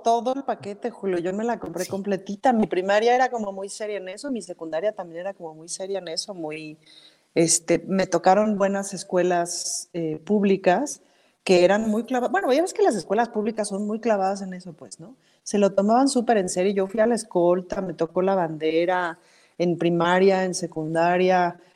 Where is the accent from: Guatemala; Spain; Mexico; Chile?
Mexico; Mexico City; Como chilanga sí siempre me he sentido muy, muy, muy, muy, muy chilanga